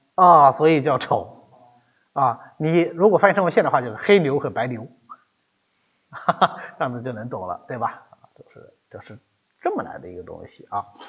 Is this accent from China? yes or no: yes; China; 这是我们中国人那个表达习惯